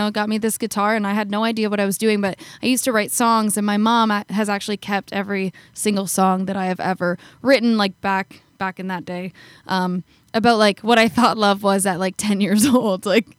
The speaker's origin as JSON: {"language": "English", "country": "Canada", "said": "I'm from Canada."}